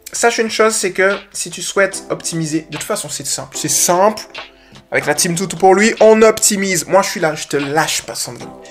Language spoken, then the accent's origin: French; Guadeloupe; accent: Guadeloupean; il y a mon petit accent guadeloupéen qui est ressorti là